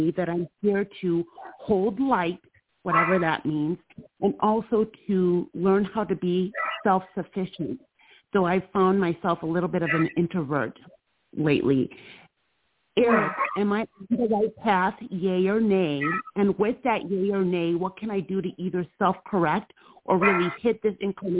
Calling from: Georgia, United States; I'm in Georgia.

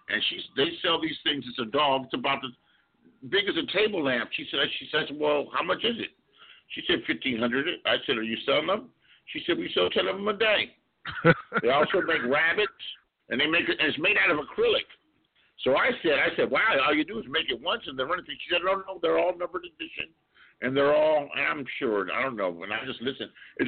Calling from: California, United States; I'm calling you from California, USA.

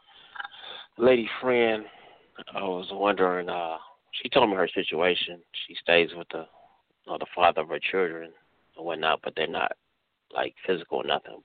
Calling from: Cleveland, Ohio, United States; calling from Cleveland, Ohio

